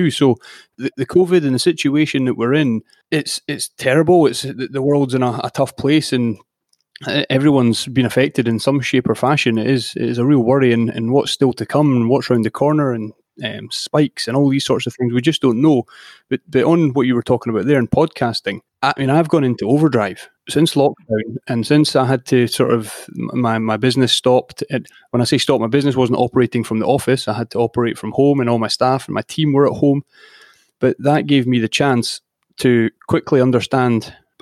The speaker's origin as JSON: {"language": "English", "town": "Edinburgh", "region": "Scotland", "country": "United Kingdom", "tie": "born or raised there", "said": "I was born in Edinburgh in the city centre, and I mean, I was always outdoors, a lot of rugby in my youth"}